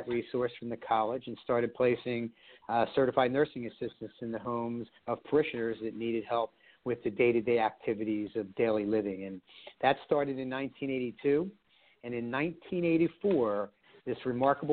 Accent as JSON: {"language": "English", "town": "Philadelphia", "region": "Pennsylvania", "country": "United States", "tie": "born or raised there", "also_born_or_lived": "Blue Bell, Pennsylvania", "said": "Born and raised in Philadelphia, moved out to the suburbs where I live right now in Bluebell, Pennsylvania"}